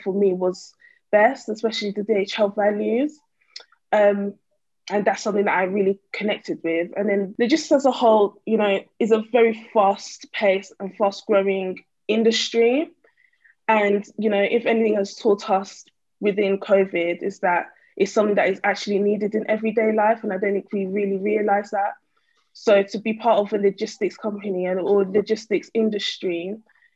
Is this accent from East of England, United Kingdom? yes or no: yes; East of England, United Kingdom; also born or lived in North London / East London; I was born in North London and, you know, raised in Essex / East London